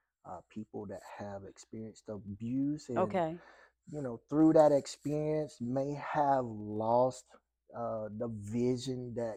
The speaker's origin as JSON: {"language": "English", "town": "Warner Robins", "region": "Georgia", "country": "United States", "tie": "born or raised there", "moved": "yes", "lives_now": "Houston, United States", "said": "grew up an hour south of Atlanta."}